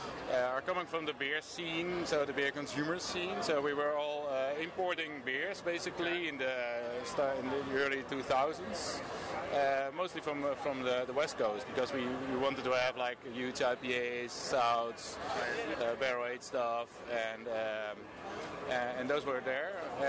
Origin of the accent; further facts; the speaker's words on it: Maarssen, Utrecht, Netherlands; English is a second language; I'm from Rode Dorp.